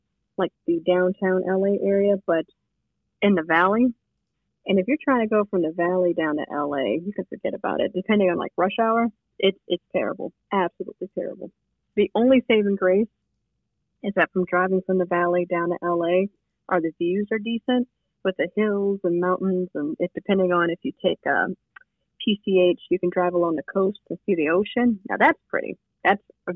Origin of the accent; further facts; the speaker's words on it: Detroit, Michigan, United States; moved away; I grew up in Detroit